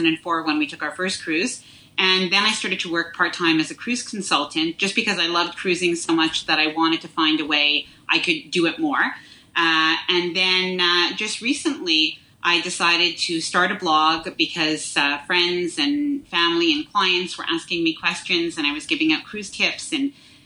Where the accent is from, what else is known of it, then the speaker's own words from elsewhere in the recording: Montreal, Quebec, Canada; So I'm from Montreal, Quebec.